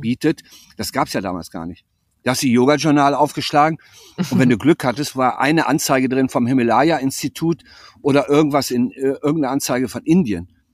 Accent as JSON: {"language": "German", "country": "Germany", "tie": "born or raised there", "also_born_or_lived": "Lübeck", "moved": "as an adult", "said": "Hier habe ich 18 Jahre gelebt, dann bin ich vor bin ich vor knapp 40 Jahren an die Ostsee gewechselt und bin jetzt wieder zurück"}